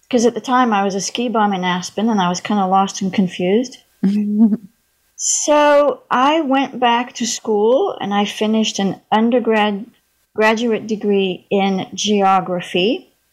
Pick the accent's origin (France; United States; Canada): France; Paris, Île-de-France; moved away as an adult; I was born and raised in Paris, France. Lived there till I was 19, so I grew up bilingual. I don't have a sexy French accent. Uh, my mother was British, so I was I always spoke English.